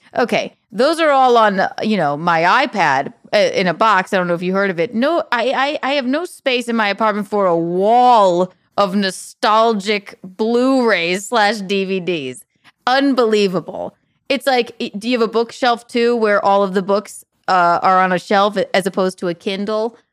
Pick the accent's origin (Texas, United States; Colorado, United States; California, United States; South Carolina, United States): South Carolina, United States; accent: Southern; now in New York, United States; I'm from South Carolina